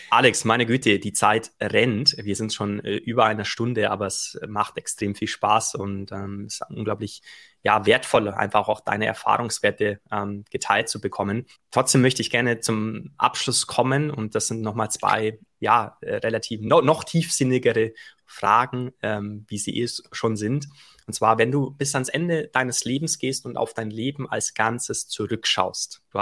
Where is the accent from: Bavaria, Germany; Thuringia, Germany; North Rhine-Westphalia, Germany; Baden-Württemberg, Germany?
Bavaria, Germany; wir, wir sind ja beide äh, Allgäuer Jungs, ne?